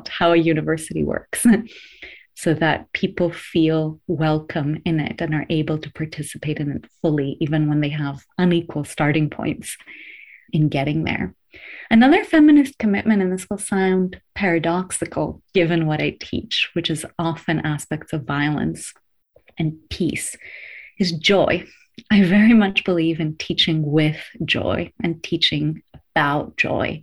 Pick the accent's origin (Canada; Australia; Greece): Greece; moved away as an adult; also born or lived in United States; now in United Kingdom; born and raised in Greece before I went to the US for my higher education